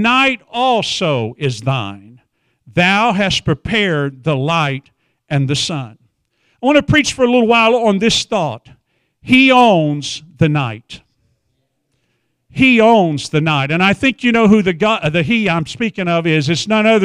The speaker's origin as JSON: {"language": "English", "town": "Wichita Falls", "region": "Texas", "country": "United States", "said": "I'm from Wichita Falls area"}